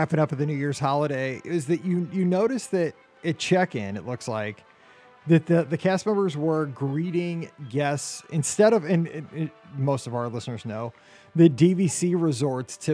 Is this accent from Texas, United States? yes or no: no; Missouri, United States; I'm from Missouri